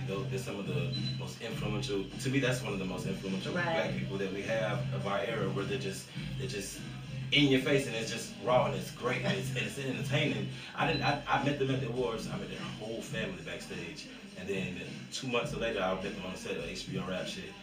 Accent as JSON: {"language": "English", "region": "Florida", "country": "United States", "said": "I come from Florida"}